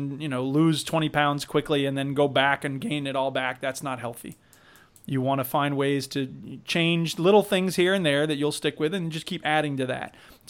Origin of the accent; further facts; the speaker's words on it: United States; I'm an American